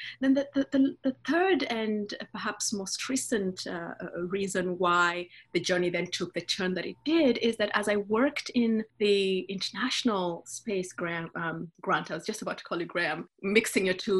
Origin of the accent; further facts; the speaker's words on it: Western Kenya, Kenya; moved away as an adult; also born or lived in United States; So I'm Kenyan, so born and raised in Kenya.